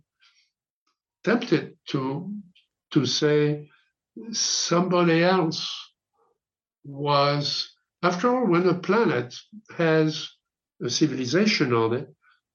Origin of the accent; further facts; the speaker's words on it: France; now in United States; I was born in France when France was essentially, you know, invaded by the Germans. So the first 5 years of my life, I was in occupied France.